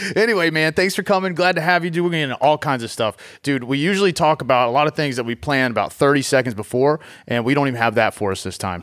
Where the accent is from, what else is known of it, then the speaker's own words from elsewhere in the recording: Southeast Virginia, United States; I grew up in Southeast Virginia